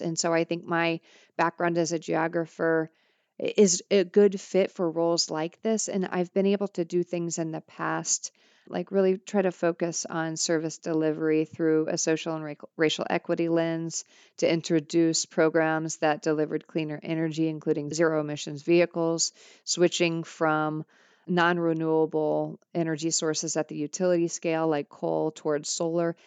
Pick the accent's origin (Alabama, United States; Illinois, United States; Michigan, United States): Illinois, United States; Granite City; moved away; Granite City, Illinois